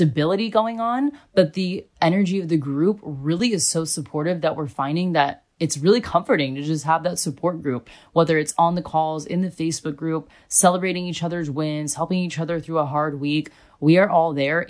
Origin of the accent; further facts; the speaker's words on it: United States; also born or lived in Australia; now in Germany; I was coming from Australia and I'm American